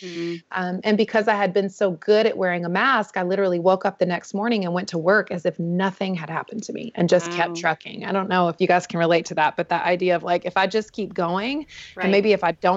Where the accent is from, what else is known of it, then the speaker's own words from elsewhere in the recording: North Carolina, United States; I was born and raised in the Southeast in North Carolina in a beautiful small town.